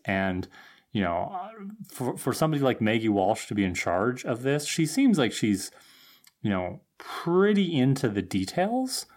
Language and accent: English; Thunder Bay, Ontario, Canada; growing up in Thunder Bay